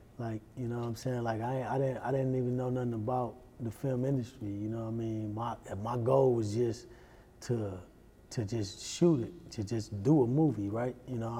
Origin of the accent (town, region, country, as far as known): Milwaukee, Wisconsin, United States